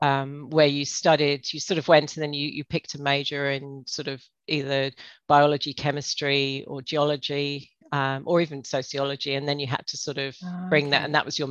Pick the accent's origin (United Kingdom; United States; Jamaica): United Kingdom; England; moved away as an adult; now in Australia; So, yeah, I grew up in England. And lived there until 20 years ago and when I moved out here.